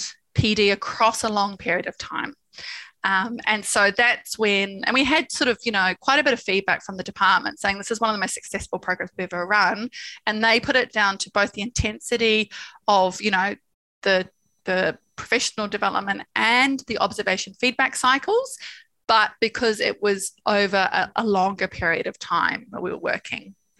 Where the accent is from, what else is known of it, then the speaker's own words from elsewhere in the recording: New Zealand; moved away; I'm from New Zealand.